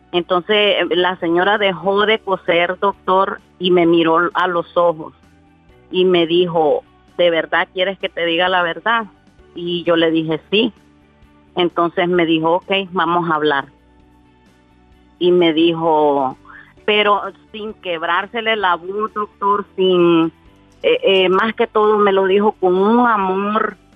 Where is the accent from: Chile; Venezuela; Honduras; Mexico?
Honduras; now in Miami, United States; soy mitad hondureña y mitad salvadoreña.